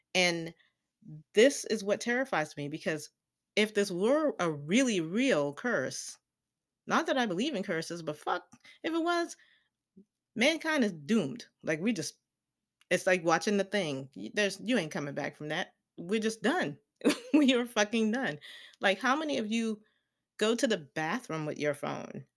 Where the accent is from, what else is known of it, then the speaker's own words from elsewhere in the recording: the South, United States; I grew up in the South